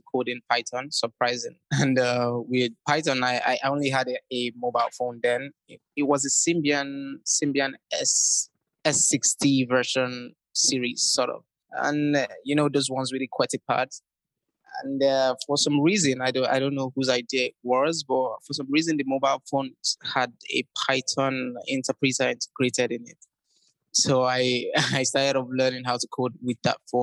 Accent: Nigeria; I'm originally from Nigeria

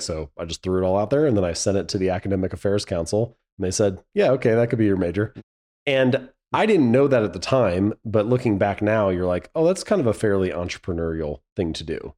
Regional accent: Hamilton, Ohio, United States; moved away as an adult; I was born and raised in Hamilton, Ohio.

